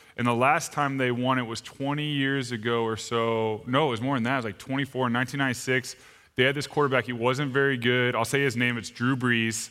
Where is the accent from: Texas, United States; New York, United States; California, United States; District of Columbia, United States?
Texas, United States; Austin; moved away as an adult; also born or lived in Arizona; I'm originally from Austin, Texas